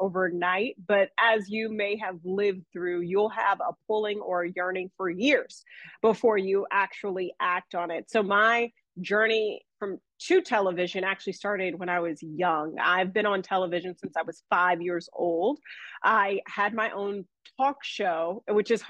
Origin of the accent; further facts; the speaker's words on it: Atlanta, Georgia, United States; moved away as an adult; now in Raleigh, United States; born and raised in Atlanta, Georgia, came to Raleigh